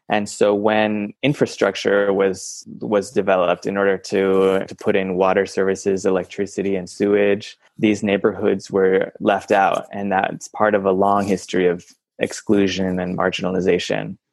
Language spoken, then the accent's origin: English; Iowa, United States; moved away as an adult; also born or lived in Bulgaria; now in Mexico; I'm originally from Iowa